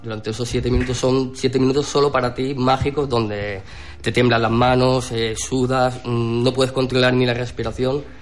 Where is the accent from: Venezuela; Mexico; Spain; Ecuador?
Spain; Alcúdia, Balearic Islands; yo soy mallorquín y como Mallorca no hay nada